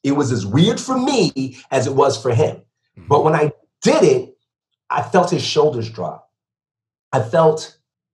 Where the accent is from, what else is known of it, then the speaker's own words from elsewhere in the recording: Bridgeport, Connecticut, United States; moved away; also born or lived in Stamford, Connecticut / Ocala, Florida; Born and raised in Connecticut, born in Stanford, raised in Bridgeport